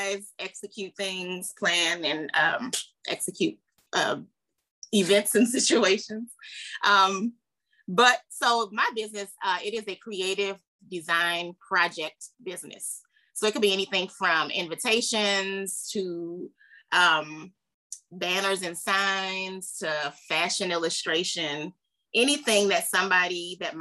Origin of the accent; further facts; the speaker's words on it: New Orleans, Louisiana, United States; moved away; also born or lived in Dallas, Texas; I'm originally from New Orleans, Louisiana